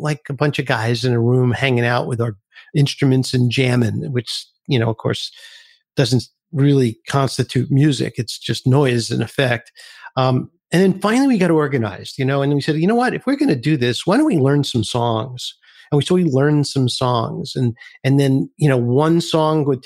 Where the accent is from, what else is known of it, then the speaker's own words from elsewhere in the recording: New York City, New York, United States; I grew up in Brooklyn, New York